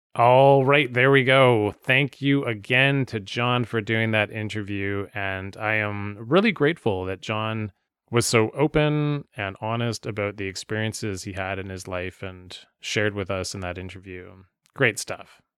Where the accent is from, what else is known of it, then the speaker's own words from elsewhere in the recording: Vancouver, British Columbia, Canada; growing up in Vancouver